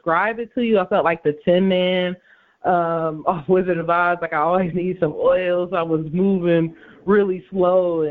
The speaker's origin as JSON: {"language": "English", "town": "Inkster", "region": "Michigan", "country": "United States", "said": "I am actually from Inkster, Michigan, so actually right outside of Detroit is where I'm from."}